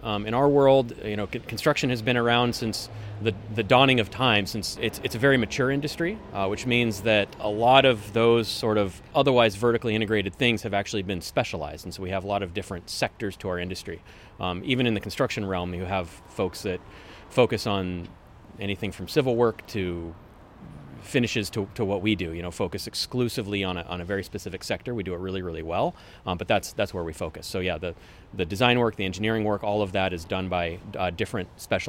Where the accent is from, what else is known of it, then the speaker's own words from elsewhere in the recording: Woodinville, Washington, United States; now in Kirkland, United States; I grew up in Woodinville. Haven't really gone far from home. I live in Kirkland currently. Went to the UW, went to Woodinville High School